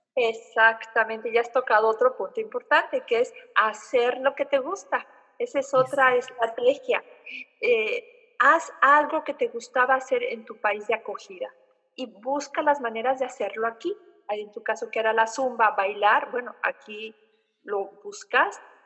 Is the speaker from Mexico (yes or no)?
yes; Oaxaca, Mexico; moved away as an adult; now in Germany; en mi tierra de origen, eh, Oaxaca, 15 grados es el frío máximo que tenemos